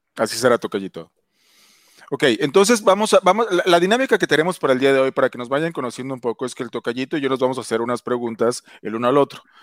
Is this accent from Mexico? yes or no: yes; Mexico; moved away; soy mexicano y, adoro México